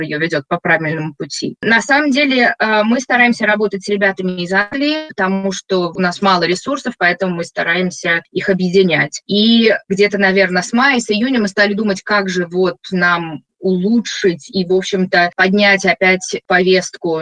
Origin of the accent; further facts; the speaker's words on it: Minsk, Belarus; now in Scotland, United Kingdom; Я родом из Минска, Э, уехала очень давно